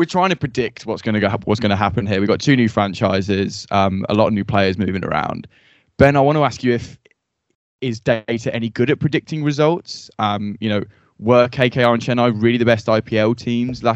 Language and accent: English; England, United Kingdom; We are English.